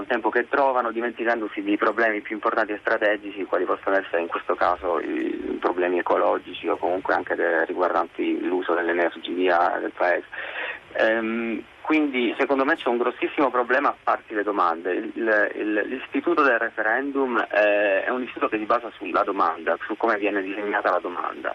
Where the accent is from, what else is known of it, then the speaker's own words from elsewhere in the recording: Italy; moved away; also born or lived in Dublin, Ireland / London, United Kingdom; ci tengo tantissimo al mio paese